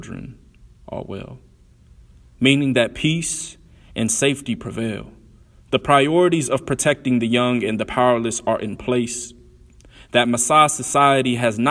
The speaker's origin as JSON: {"language": "English", "town": "Columbus", "region": "Ohio", "country": "United States", "tie": "born or raised there", "also_born_or_lived": "Alabama", "said": "I was born in Alabama, raised in Columbus, Ohio"}